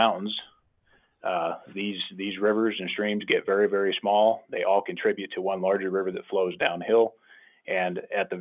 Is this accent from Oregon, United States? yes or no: yes; Oregon, United States; I'm from Oregon